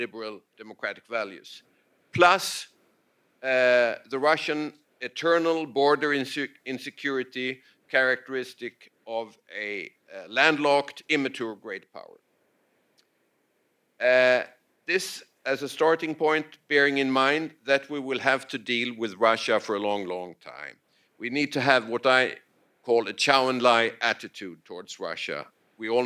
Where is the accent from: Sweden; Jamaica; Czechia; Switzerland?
Sweden; the Swedes, we are English-speaking Germans.